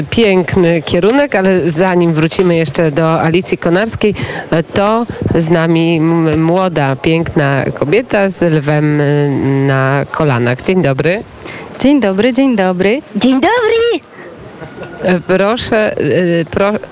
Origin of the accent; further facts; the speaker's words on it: Wrocław, Lower Silesian Voivodeship, Poland; jestem z Wrocławia